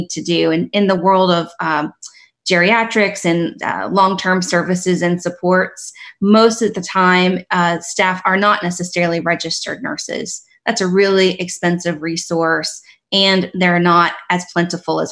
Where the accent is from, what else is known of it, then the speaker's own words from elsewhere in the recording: West Virginia, United States; moved away; I'm from West Virginia. That's where I grew up.